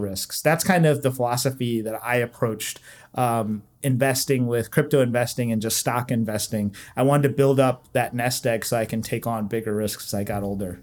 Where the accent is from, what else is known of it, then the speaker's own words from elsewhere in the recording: Southeast Virginia, United States; moved away as an adult; now in Washington, DC, United States; I grew up in Southeast Virginia